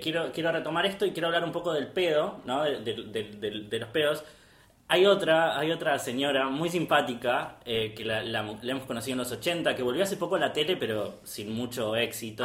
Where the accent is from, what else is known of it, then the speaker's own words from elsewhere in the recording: Pilar, Buenos Aires Province, Argentina; yo soy de Pilar.